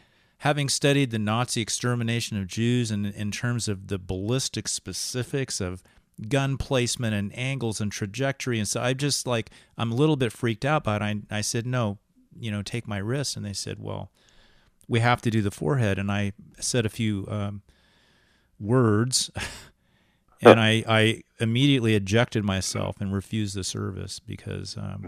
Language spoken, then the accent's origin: English; England, United Kingdom; And, you know, we as English people, we've read so much in literature about, you know, the isolated person in nature